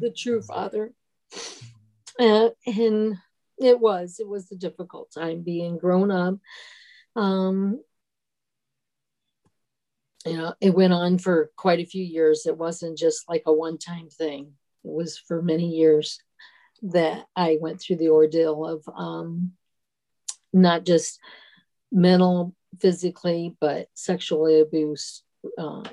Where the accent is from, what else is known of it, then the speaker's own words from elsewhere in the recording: Ohio, United States; now in Ansbach, Germany; I grew up in Ohio